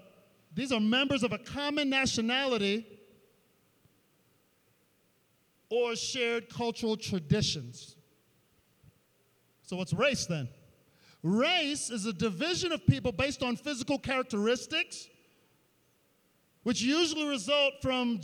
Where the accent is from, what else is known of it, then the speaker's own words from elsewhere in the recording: New York City, New York, United States; where I grew up in Queens, there was an area called Laurelton